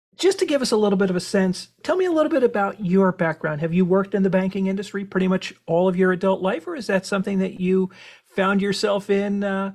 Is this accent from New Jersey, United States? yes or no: yes; Cranford, New Jersey, United States; born or raised there